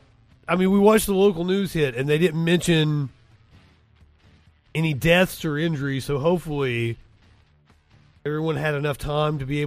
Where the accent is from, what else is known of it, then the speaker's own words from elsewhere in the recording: Kentucky, United States; I'm from Kentucky